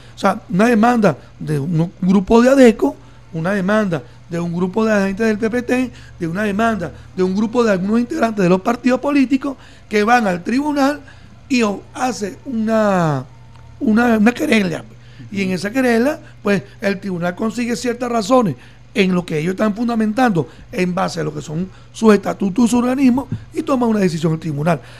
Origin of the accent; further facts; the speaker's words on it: Venezuela; como venezolanos, venezolanas